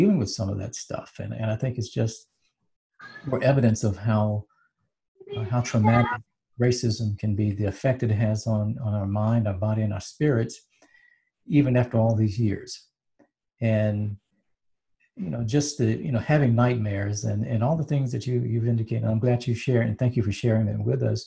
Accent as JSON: {"language": "English", "town": "Hattiesburg", "region": "Mississippi", "country": "United States", "said": "we're all from Mississippi. I'm from Hattiesburg."}